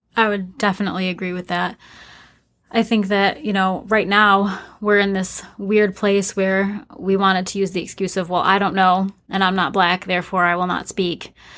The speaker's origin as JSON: {"language": "English", "town": "Flint", "region": "Michigan", "country": "United States", "tie": "born or raised there", "said": "I grew up in Flint, Michigan"}